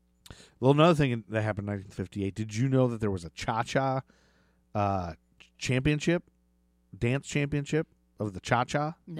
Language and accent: English; Great Lakes, United States; I'm from the Great Lakes region, motherfucker.